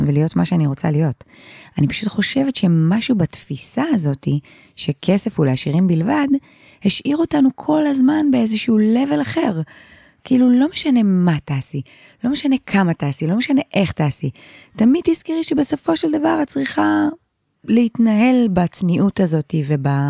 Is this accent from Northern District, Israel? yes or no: no; Haifa, Haifa District, Israel; אני גדלתי בשכונה אה, נקראת שכונת שפרינצק, כל החיפאים יודעים בדיוק מה זו השכונה הזאת